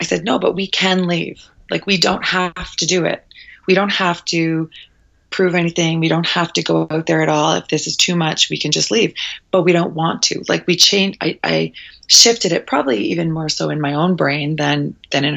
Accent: Prince Edward Island, Canada; I grew up in such a small place. I'm from Prince Edward Island, so the smallest province in Canada

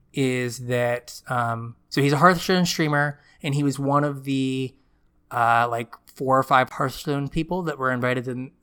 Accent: United States; I'm American.

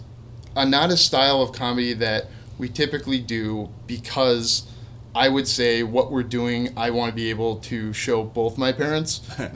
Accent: Midwest, United States; I mean, we're from the Midwest.

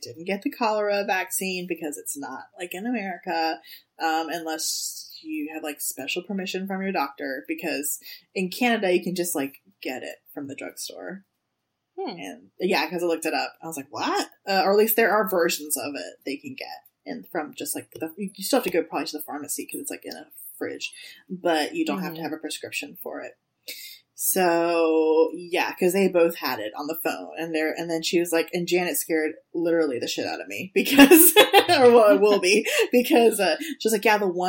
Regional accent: United States; I'm the American asshole

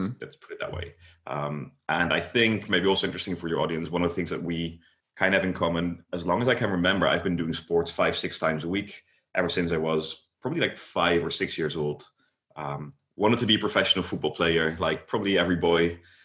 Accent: Netherlands; I am from the Netherlands.

